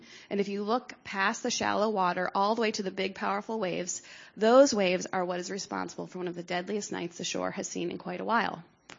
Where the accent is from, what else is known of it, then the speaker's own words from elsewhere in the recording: Bucks County, Pennsylvania, United States; Growing up in Bucks County